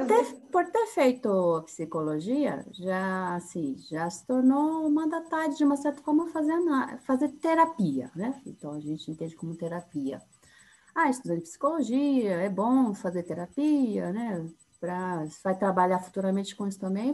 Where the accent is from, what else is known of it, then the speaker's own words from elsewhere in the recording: São Paulo, Brazil; accent: paulistana; sou de São Paulo, sou psicóloga